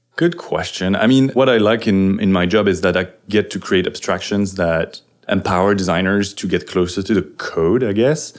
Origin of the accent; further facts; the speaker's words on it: France; now in San Francisco, United States; I'm a French developer in San Francisco